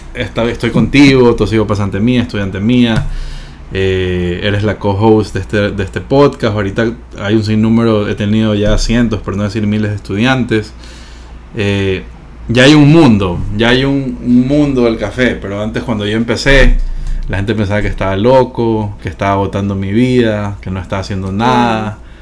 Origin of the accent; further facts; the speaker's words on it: Ecuador; soy ahorita el primer certificador ecuatoriano